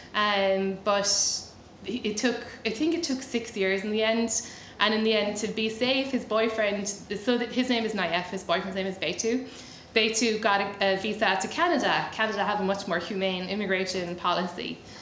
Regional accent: Ireland; moved away as an adult; now in United States; I'm Irish.

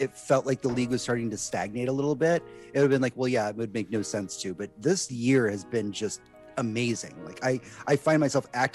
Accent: Houston, Texas, United States; I was born and raised in Houston, but my entire family's actually from a village in Michigan

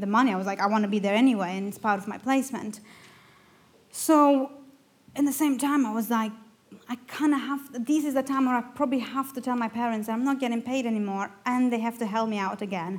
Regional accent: Romania; first language Romanian; English is a second language; moved away as an adult; now in United Kingdom; I'm from Romania

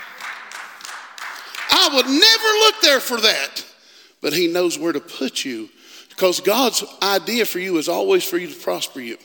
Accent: West Virginia, United States; I'm from West Virginia.

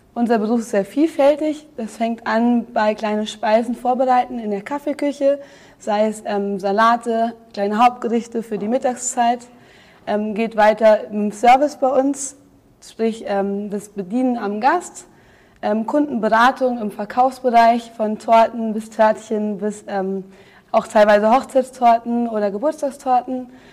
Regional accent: Braunfels, Hesse, Germany; also born or lived in Munich; Ich komme aus Braunfels, Bonn-Waden, das ist sehr klein

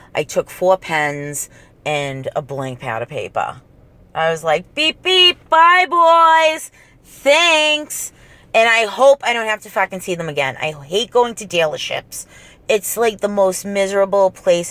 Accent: Revere, Massachusetts, United States; born or raised there; accent: Boston accent

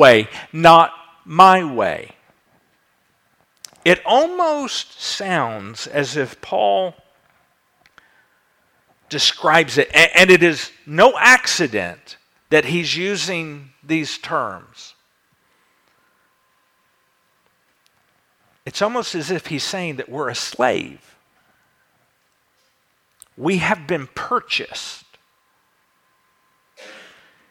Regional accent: United States; we in America

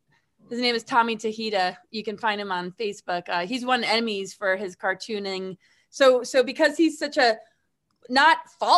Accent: Webster, New York, United States; I grew up in Webster, bitch.

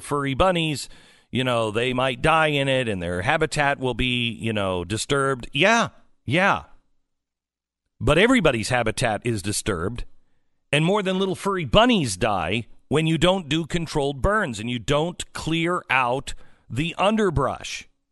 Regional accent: West Coast, United States; moved away; I grew up on the West Coast

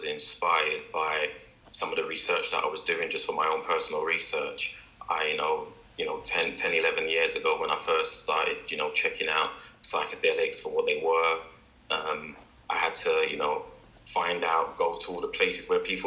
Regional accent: London, United Kingdom; I'm born and bred in London

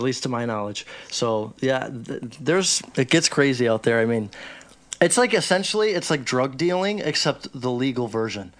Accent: Chicago, Illinois, United States; I grew up in Chicago. I'm from Chicago.

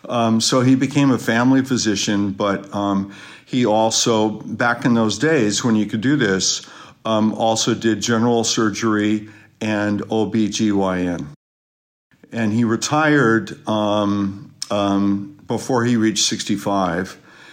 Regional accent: Sacramento, California, United States; also born or lived in Fort Benning, Georgia / Michigan; I was born in Fort Benning, Georgia, when my dad was briefly down there, for Army Reserve training, and 4 years in Michigan, rest of my life in California. Just grew up in Sacramento.

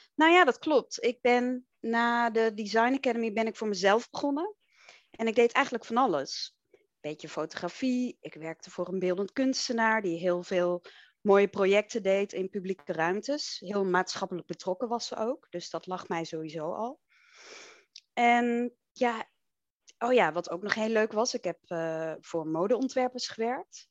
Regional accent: Enschede, Overijssel, Netherlands; Ik ben opgegroeid in Enschede, in het oosten des lands.

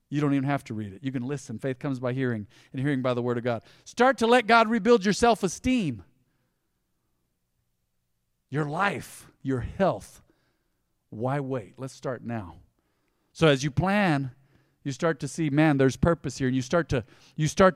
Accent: United States; We were raised on the South Side. There's a kinship of those that were raised on the South Side here

